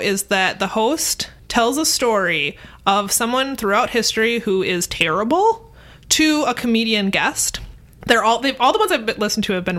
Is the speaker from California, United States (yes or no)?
no; Minnesota, United States; growing up in Minnesota